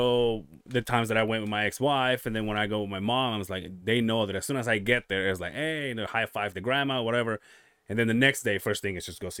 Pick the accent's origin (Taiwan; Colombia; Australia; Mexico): Mexico; Yucatán Peninsula; moved away; I'm from the Yucatan Peninsula.